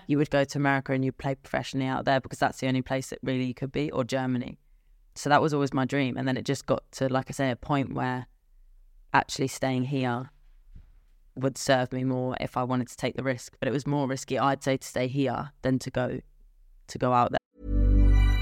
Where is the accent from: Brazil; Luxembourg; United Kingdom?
United Kingdom; England; I'm typically English.